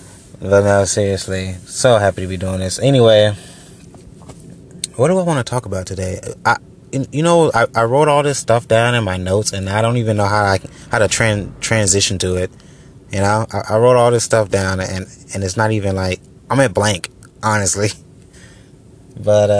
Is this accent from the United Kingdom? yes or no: no; Georgia, United States; also born or lived in Orlando, Florida; I've been here in Georgia